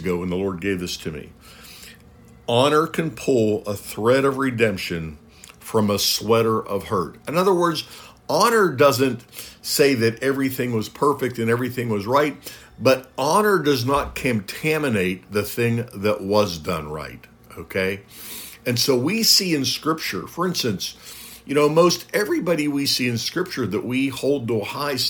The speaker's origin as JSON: {"language": "English", "country": "United States", "said": "I'm speaking as an American"}